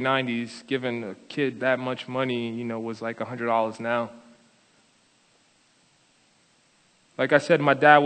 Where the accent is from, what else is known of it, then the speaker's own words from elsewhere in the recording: Paterson, New Jersey, United States; I was born and raised in Paterson, New Jersey, in the projects on the 13th floor in a broken home